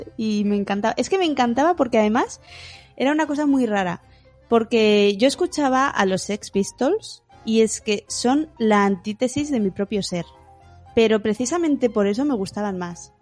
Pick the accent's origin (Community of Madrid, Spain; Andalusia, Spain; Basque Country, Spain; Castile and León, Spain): Basque Country, Spain; Bilbao; Yo soy de Bilbao